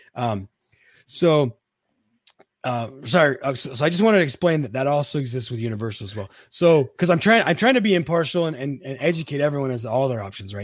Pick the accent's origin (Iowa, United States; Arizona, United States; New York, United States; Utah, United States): Utah, United States; I'm from Utah